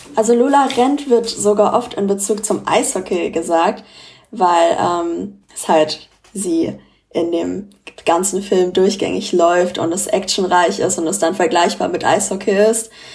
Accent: Frankfurt, Hesse, Germany; ich wurde in Frankfurt geboren und bin auch hier aufgewachsen

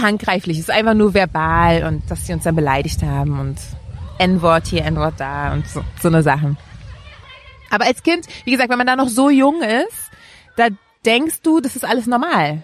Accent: Berlin, Germany; Ich bin in Friedrichshain geboren und auch aufgewachsen tatsächlich

